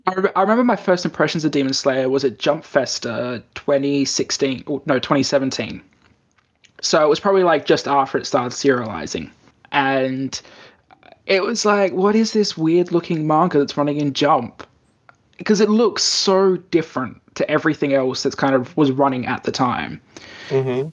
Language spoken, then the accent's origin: English; Australia; now in Japan; in Australia, we actually had a real problem with the best best cinema we had in my hometown.